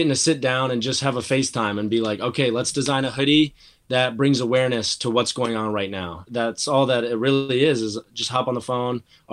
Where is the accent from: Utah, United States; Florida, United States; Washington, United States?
Washington, United States; Seattle; Both being kids born and raised in Seattle.